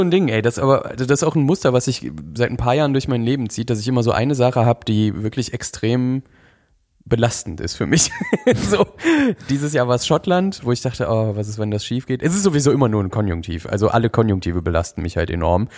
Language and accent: German; North Rhine-Westphalia, Germany; also born or lived in Berlin; ziehe ich das erste Mal seit ich bin aus NRW weg